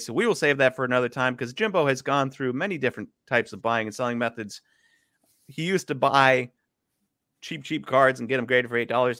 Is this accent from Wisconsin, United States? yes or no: yes; Milwaukee, Wisconsin, United States; I'm from Milwaukee